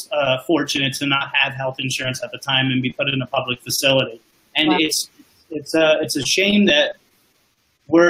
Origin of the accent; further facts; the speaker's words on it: South Florida, United States; I'm from South Florida